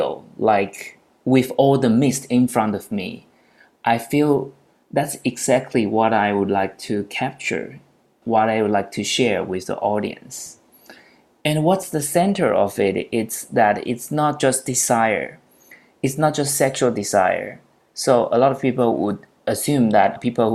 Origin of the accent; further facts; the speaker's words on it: Taipei, Taiwan; I'm from Taiwan, Taipei, where I'm based now